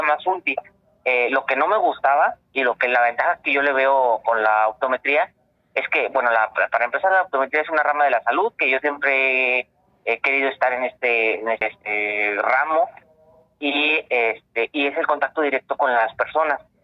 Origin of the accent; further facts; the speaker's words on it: Coahuila, Mexico; now in Tijuana, Mexico; soy de originario de Coahuila